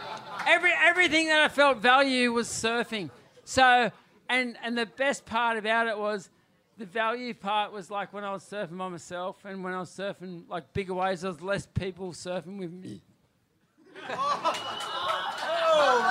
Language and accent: English; New South Wales, Australia; turned up in my hometown, which is only an hour south here